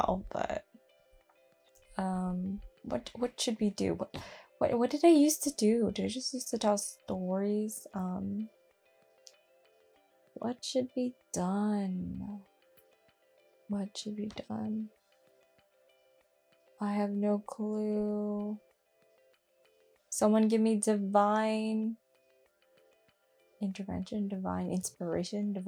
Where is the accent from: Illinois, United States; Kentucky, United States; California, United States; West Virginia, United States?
California, United States; my hometown as well, growing up, I definitely lived in the ghetto